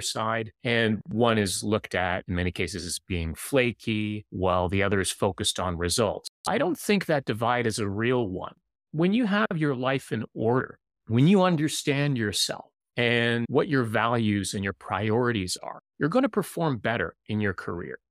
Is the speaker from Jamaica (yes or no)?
no; Canada; as someone who lives in the city and also as a Canadian